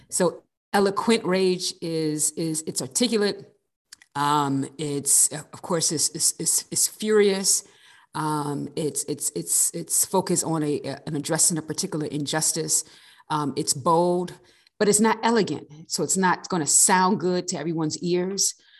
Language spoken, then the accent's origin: English; East Coast, United States; now in Riverside, United States; I'm originally from the East Coast